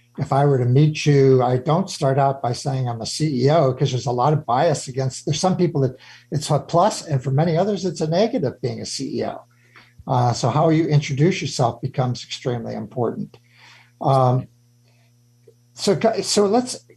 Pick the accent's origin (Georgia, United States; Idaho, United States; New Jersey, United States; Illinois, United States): Illinois, United States; Chicago; moved away; I'm this Irish Catholic kid out of Chicago